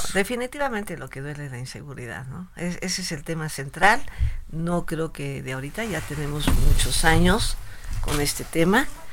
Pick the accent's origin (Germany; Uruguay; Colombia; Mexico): Mexico; Tlaltizapán, Morelos; also born or lived in Mexico City; nací en la Ciudad de México, pero yo desde los eh, desde el mes de nacida estaba en Tlatizapán